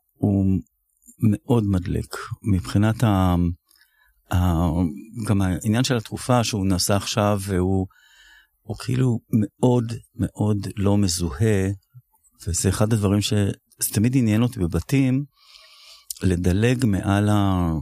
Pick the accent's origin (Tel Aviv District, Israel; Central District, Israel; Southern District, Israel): Tel Aviv District, Israel; Tel Aviv; אני גדלתי בתל אביב